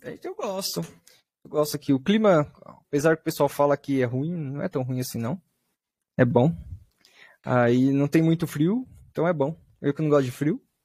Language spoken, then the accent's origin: Portuguese; Bauru, São Paulo, Brazil; eu sou de Bauru, do interior de São Paulo.